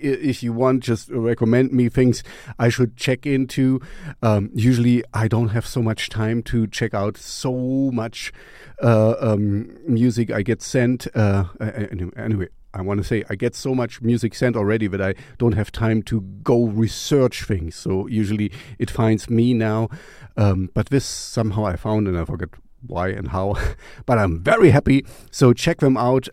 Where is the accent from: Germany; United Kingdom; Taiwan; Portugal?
Germany; East Germany; I grew up in East Germany